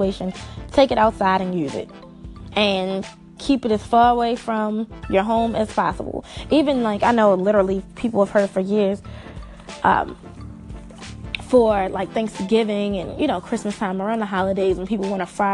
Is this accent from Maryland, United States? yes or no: yes; Maryland, United States; I'm from Maryland